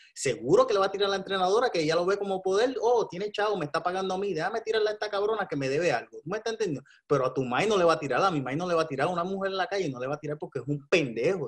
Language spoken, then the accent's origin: Spanish; Puerto Rico; Tengo que votar por lo que está pasando en mi país